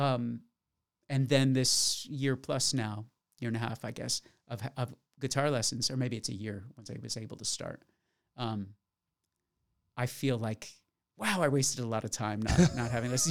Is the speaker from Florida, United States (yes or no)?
yes; Florida, United States; my hometown of Florida